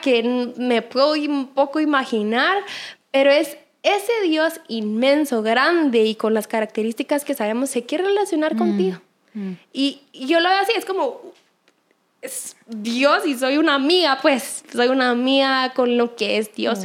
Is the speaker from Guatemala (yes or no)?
yes; Guatemala; acá en mi país